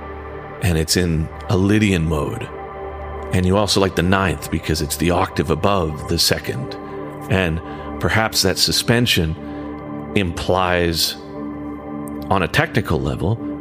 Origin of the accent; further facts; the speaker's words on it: Western Canada, Canada; in the 70s and 80s, when I grew up in Western Canada